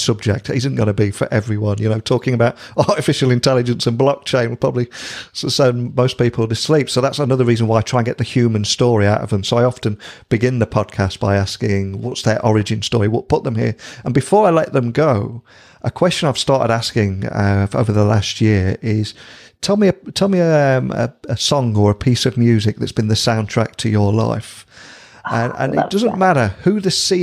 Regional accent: United Kingdom; as a Brit

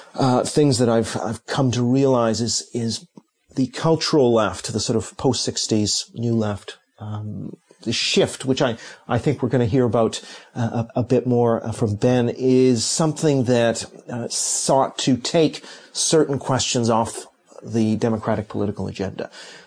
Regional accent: Canada; also born or lived in Hong Kong / Tokyo; now in London, United Kingdom; I was born in Hong Kong, lived in Tokyo for many years, grew up in Canada, and have been in London for over two decades.

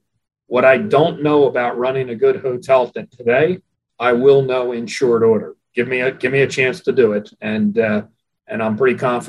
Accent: Atlantic City, New Jersey, United States; also born or lived in Philadelphia area; I'm a native of Atlantic City, New Jersey. I was born and raised there

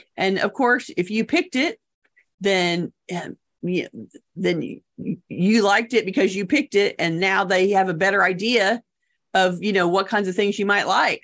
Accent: United States; we as American consumers

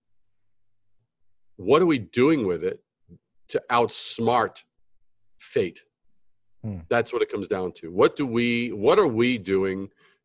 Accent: New York City, New York, United States; born or raised there; also born or lived in Brooklyn / Long Island / Manhattan

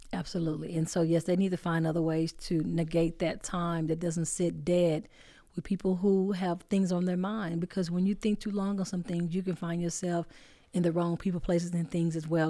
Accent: Dallas, Texas, United States; I'm from Oak Cliff

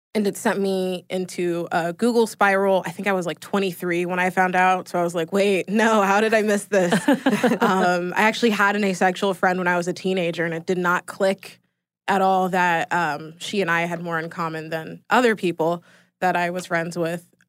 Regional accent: Atlanta, Georgia, United States; Born and raised in Atlanta

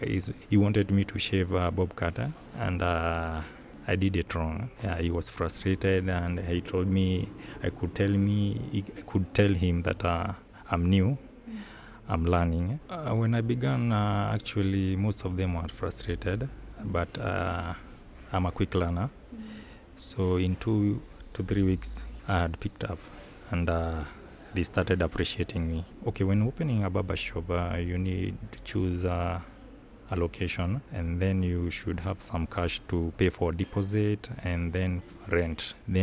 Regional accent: Nairobi, Kenya; I'm from Kenya, Nairobi. I have a barbershop in Nairobi

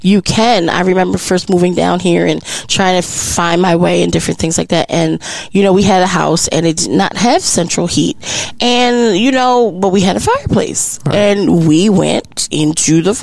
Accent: Maryland, United States; now in Texas, United States; I'm from Maryland

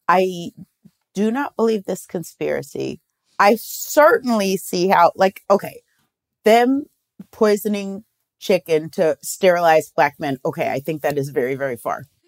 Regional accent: Omaha, Nebraska, United States; We're from Omaha, Nebraska

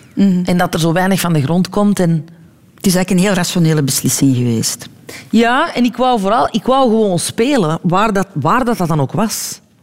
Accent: Belgium; also born or lived in New York, United States; hier in België kan ik alles spelen

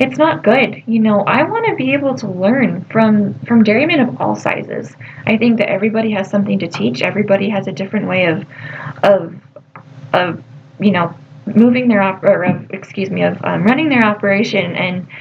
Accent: United States; we as American agriculturists

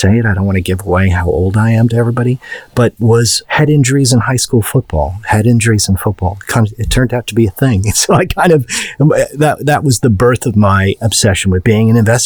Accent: outside of Chicago, Illinois, United States; I grew up outside of Chicago

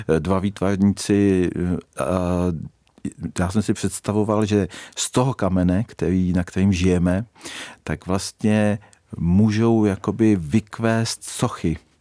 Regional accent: Řevnice, Central Bohemian Region, Czechia; also born or lived in Hořice / Prague; now in Karlík, Czechia; narodil jsem se v Řevnicích, tam jsem, eh, tam jsem potom začal bydlet se svou ženou eh, ve domě po rodičích

